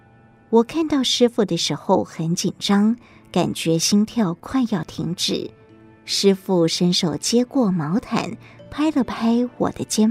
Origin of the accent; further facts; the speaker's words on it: Chiayi County, Taiwan; 我是嘉义人，五六岁时丧父。十二岁失去母亲，和哥哥分别有两个舅舅抚养长大。